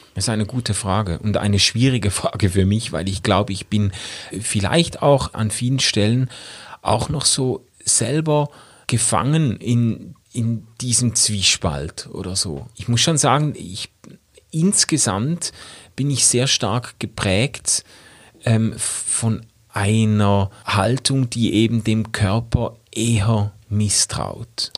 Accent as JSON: {"language": "German", "region": "Schaffhausen", "country": "Switzerland", "said": "bei uns in Schaffhausen"}